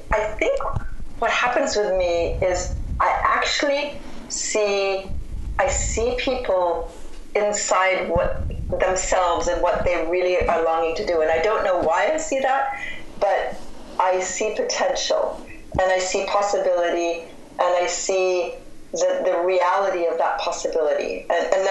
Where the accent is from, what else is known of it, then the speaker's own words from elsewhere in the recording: Cedar Rapids, Iowa, United States; I'm from Cedar Rapids, Iowa, and I grew up in a town that was surrounded by cornfields